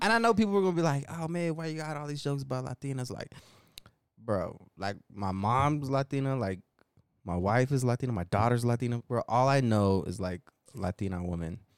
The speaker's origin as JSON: {"language": "English", "town": "Denver", "region": "Colorado", "country": "United States", "accent": "thick Denver", "said": "my Denver accent"}